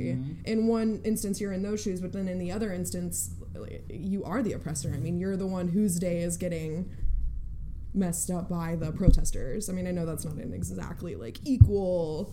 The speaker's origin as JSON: {"language": "English", "region": "Oklahoma", "country": "United States", "tie": "born or raised there", "said": "I grew up in Oklahoma"}